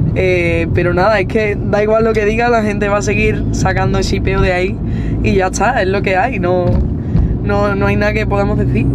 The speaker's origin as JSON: {"language": "Spanish", "town": "Seville", "region": "Andalusia", "country": "Spain", "also_born_or_lived": "Sitges, Spain", "said": "mi Sevilla y de mi gente, mis amigos"}